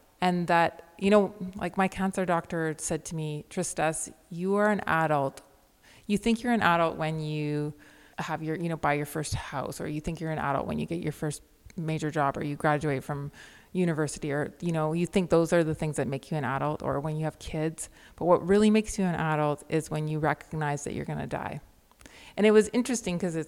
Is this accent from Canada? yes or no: yes; Victoria, British Columbia, Canada; I grew up in the West Coast of Canada with a liberal intellectual family in Victoria